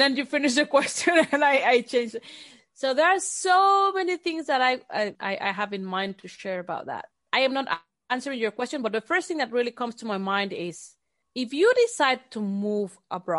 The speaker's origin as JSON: {"language": "English", "country": "Switzerland", "tie": "born there", "said": "Yes, I was born in Switzerland, mom Mexican and dad American."}